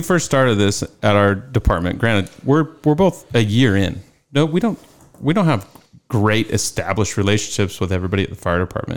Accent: Carson City, Nevada, United States; I was born and raised in Nevada, um, Carson City to be exact

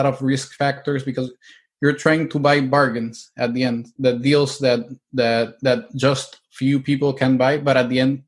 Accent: El Salvador; moved away as an adult; also born or lived in Mexico / Spain / Italy; now in United States; I'm originally from El Salvador. My grandparents were Italians. So once I finished my high school, I got out of El Salvador.

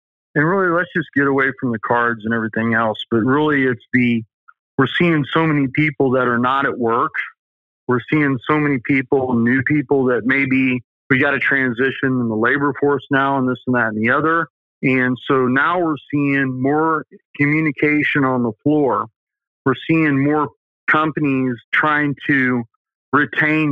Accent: the South, United States; accent: southern; There's my southern accent coming

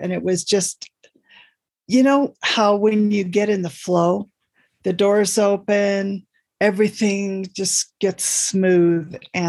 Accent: Oakland, California, United States; Oakland, California. And despite everything, I am still a Raider fan.

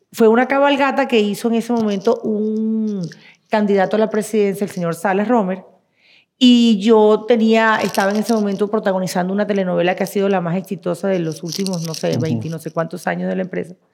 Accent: Venezuela; moved away; Yo soy venezolana, nací en la República de Venezuela.

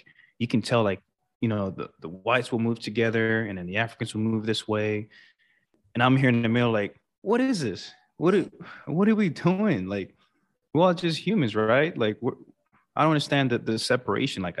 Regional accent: Sint Maarten; growing up in St. Martin, I mean, honestly, I've never really thought about you know rich, poor, or anything like that. It was just a peaceful island all around.

